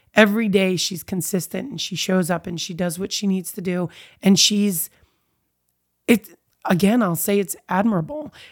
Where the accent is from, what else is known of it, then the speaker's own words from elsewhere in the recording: Eastern Shore, Maryland, United States; also born or lived in Baltimore, Maryland / Fairfax, Virginia; now in Warrenton, United States; I was raised on the Eastern Shore in Maryland, born in Baltimore